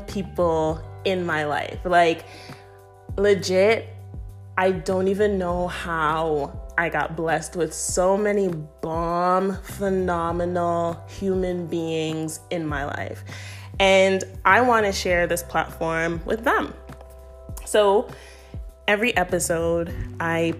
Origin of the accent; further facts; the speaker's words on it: Toronto, Ontario, Canada; moved away as an adult; also born or lived in Florida / Connecticut; now in Maryland, United States; I am originally from Toronto